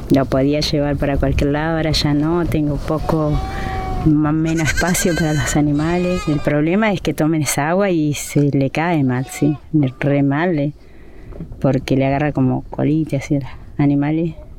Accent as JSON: {"language": "Spanish", "area": "Lof Campo Maripe", "region": "Neuquén", "country": "Argentina", "said": "del Love Maripe, Campo Maripe, y tengo mi puesto acá en la meseta"}